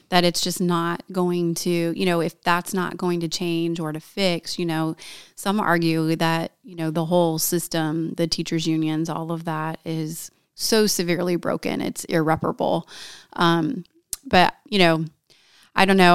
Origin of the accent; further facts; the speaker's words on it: Valparaiso, Indiana, United States; I'm from Northwest Indiana. I grew up in Valpo